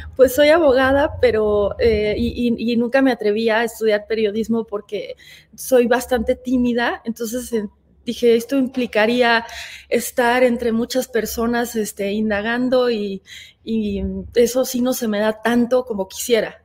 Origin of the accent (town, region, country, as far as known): Mexico